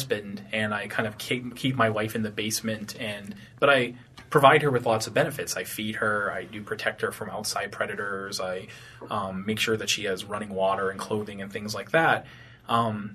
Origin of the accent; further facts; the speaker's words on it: Tewksbury, Massachusetts, United States; also born or lived in Hudson, New Hampshire; I grew up in Tewksbury, Massachusetts, and Hudson, New Hampshire